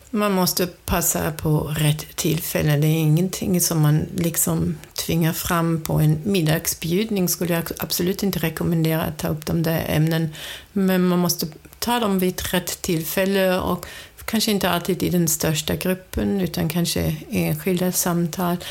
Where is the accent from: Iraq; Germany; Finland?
Germany; Swedish is a second language; moved away as an adult; now in Sweden; jag kommer från Tyskland. Jag är uppvuxen i en stor familj